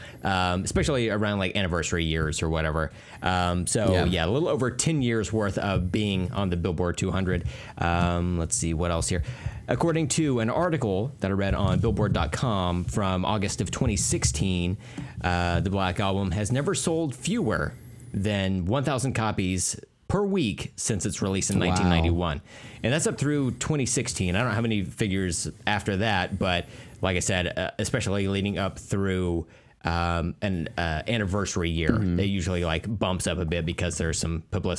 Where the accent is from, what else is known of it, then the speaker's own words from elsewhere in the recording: United States; I'm American